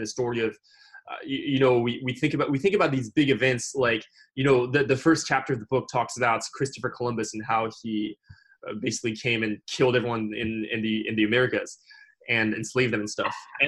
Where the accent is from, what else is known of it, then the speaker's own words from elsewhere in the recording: France; moved away; I grew up in France and I learned the history of France